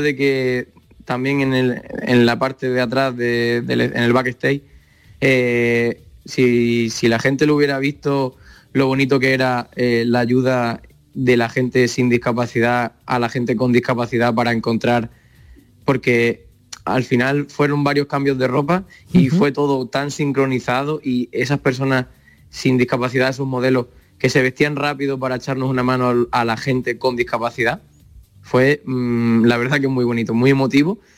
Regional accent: Sierra de Fuentes, Extremadura, Spain; soy extremeño, de pueblo que se llama Sierra de Fuente, al lado de Cáceres

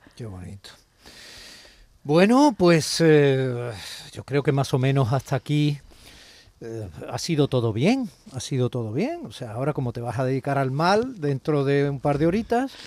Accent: Andalusia, Spain; yo lo reproche como andaluz

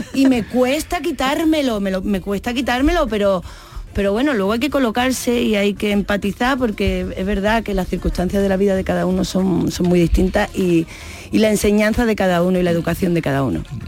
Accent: Seville, Andalusia, Spain; moved away; also born or lived in Madrid; yo me he criado al lado de Radio Sevilla, en Rafael González Abreu, en, el número 10, ahí vivía yo

